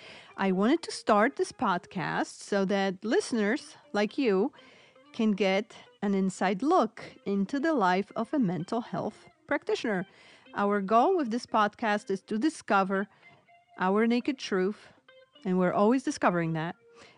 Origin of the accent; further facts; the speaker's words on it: Poland; moved away; I'm originally from Poland, so hence my accent.